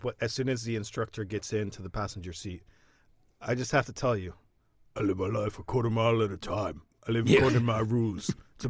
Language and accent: English; Florida, United States; now in Sweden; Eco driving, man, I'm from Florida.